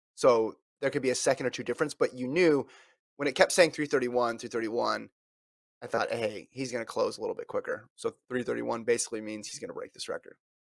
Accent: Woodland, California, United States; I was born in Woodland

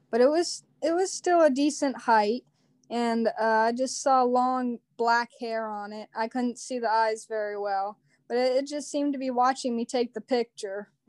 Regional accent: Southeastern Ohio, United States; I'm also from Southeastern Ohio.

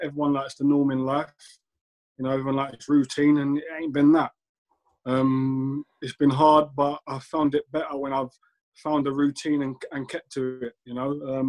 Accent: London, United Kingdom; You know, I grew up in South London. West Ham wasn't my local team. No. Millwall was my local team.

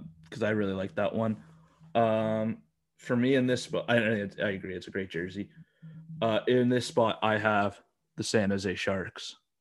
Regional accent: Alberta, Canada; I'm from Alberta. You know, I grew up watching the Oilers

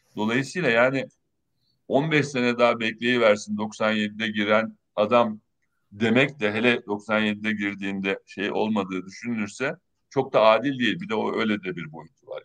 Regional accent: Çanakkale, Turkey; moved away; Çanakkale'de yaşayan, ben Çanakkale'liyim

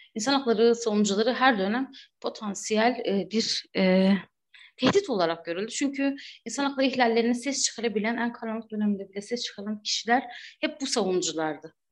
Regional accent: Batman, Batman Province, Turkey; ben de Batman'da büyüdüm, doğdum, büyüdüm.

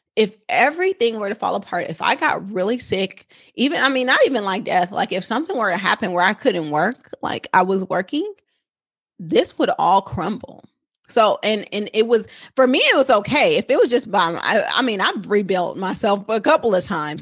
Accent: Oakland, California, United States; I am a San Francisco Bay Area native. I'm a Oakland girl, true and true

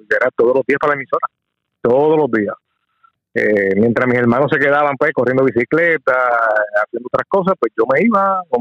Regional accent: Coamo, Puerto Rico; moved away as an adult; also born or lived in Aibonito, Puerto Rico / Philadelphia / Washington, District of Columbia, United States; ahí, ahí crecí, sí. de, luego de que nací ahí, me mudé a un pueblo cercano ahí, de, de Ay Bonito, Coamo, y ahí me crié, ahí pasé toda mi adolescencia

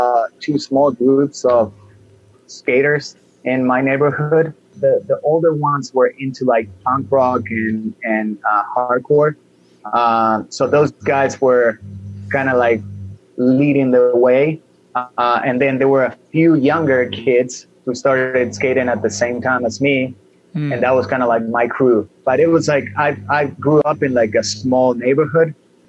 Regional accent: Buenos Aires, Argentina; In Buenos Aires. I was born in April 23rd of 1977.

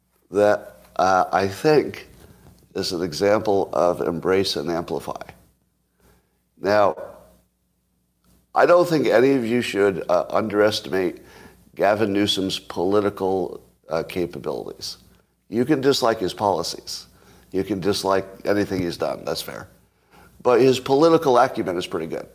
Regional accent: New York, United States; now in California, United States; I was raised in New York State, which was never a slave state

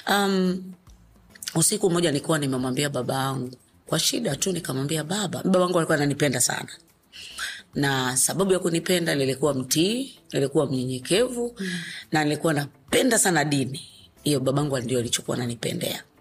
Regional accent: Dumila, Morogoro Region, Tanzania; kwanza mimi nimekulia pale Dumila

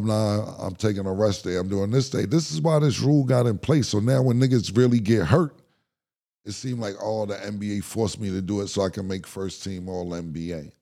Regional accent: New York City, New York, United States; I'm from Harlem

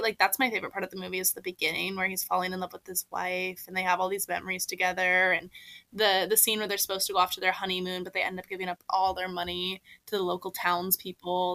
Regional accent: Seattle, Washington, United States; moved away as an adult; now in Washington, D.C., United States; I also was a big seasonal depression girly growing up in the Seattle area.

